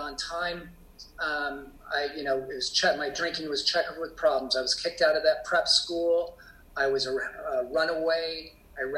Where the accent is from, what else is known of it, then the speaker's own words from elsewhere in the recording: Portland, Oregon, United States; I grew up in Portland, Oregon, and in a suburban